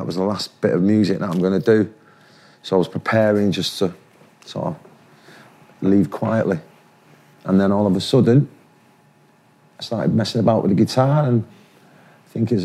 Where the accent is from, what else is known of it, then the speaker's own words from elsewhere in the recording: Manchester, North West England, United Kingdom; I'm from Manchester.